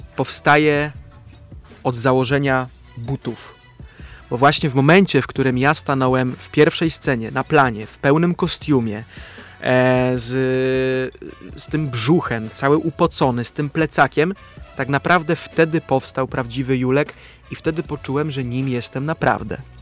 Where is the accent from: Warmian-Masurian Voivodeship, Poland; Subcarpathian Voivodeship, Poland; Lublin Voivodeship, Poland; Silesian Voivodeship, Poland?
Silesian Voivodeship, Poland; Łaziska Górne; accent: Silesian; now in Warsaw, Poland; Łaziska, czyli moje rodzinne miasto Łaziska